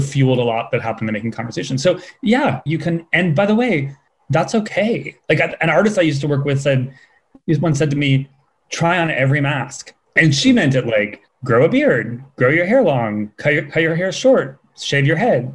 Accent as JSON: {"language": "English", "region": "California", "country": "United States", "also_born_or_lived": "San Francisco / Los Angeles", "moved": "as an adult", "lives_now": "New York, United States", "said": "I'd always identified as Californian"}